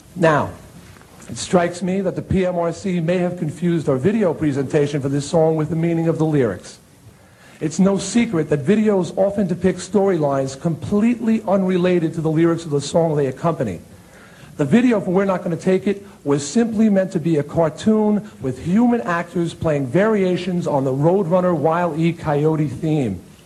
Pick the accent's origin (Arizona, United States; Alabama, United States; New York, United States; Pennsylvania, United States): New York, United States; Long Island; my hometown newspaper on Long Island